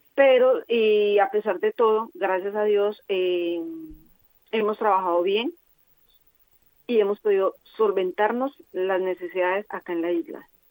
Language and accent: Spanish; Colombia; moved away as an adult; now in Formentera, Spain; nosotros venimos de Colombia